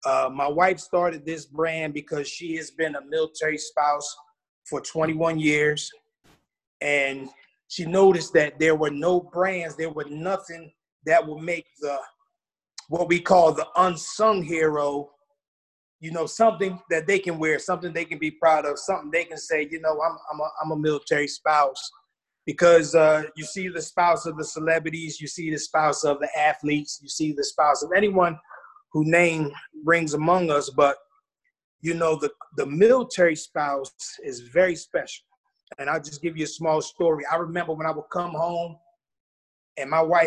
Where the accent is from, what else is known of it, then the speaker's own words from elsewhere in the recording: Philadelphia, Pennsylvania, United States; moved away as an adult; also born or lived in Fort Bragg, North Carolina; now in Spring Lake, United States; I'm from the city of Brotherly Love. I'm from Philly